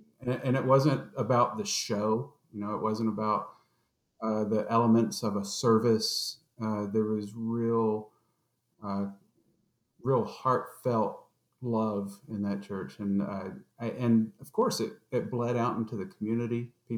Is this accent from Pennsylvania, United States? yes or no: no; Atlanta, Georgia, United States; And we grew up in Southwest Atlanta, in Georgia.